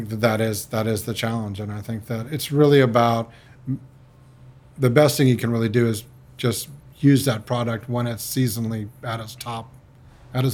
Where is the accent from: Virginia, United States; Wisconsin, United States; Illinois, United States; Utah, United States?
Virginia, United States; Charlottesville; moved away as an adult; now in Gold Coast, Australia; I grew up in Virginia in the 70s. And it's Charlottesville, Virginia